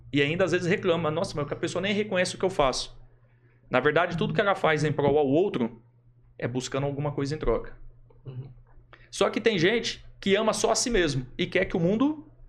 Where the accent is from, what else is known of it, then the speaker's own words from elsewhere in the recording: Adamantina, São Paulo, Brazil; moved away as an adult; also born or lived in Londrina, Paraná; now in Maringá, Brazil; Eu sou do interior de São Paulo. Uhum. Minha cidade natural é interior de São Paulo, Adamantina